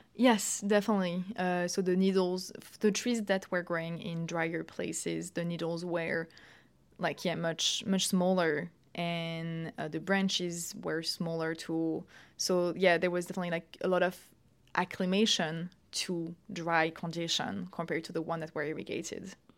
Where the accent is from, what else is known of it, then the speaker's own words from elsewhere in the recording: Paris, Île-de-France, France; moved away as an adult; also born or lived in United Kingdom; now in Lausanne, Switzerland; I'm French. I've, uh, I'm born in Paris, and I did all my studies, actually, in, in Paris, France, uh, until my master.